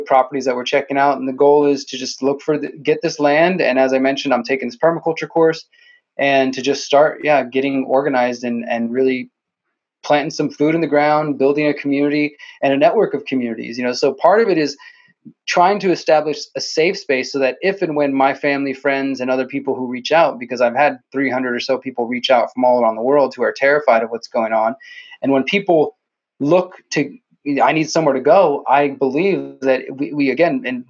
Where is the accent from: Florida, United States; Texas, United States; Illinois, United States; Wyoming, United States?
Texas, United States; Houston; also born or lived in Mexico; I was born in Houston